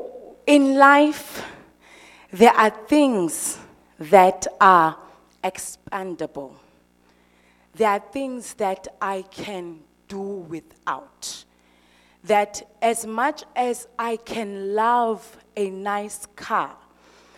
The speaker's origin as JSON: {"language": "English", "region": "Eastern Cape", "country": "South Africa", "said": "I'm from the Eastern Cape"}